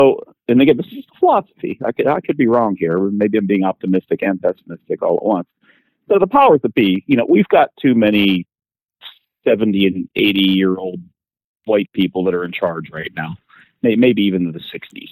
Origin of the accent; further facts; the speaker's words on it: Pittsburgh, Pennsylvania, United States; I grew up in Pittsburgh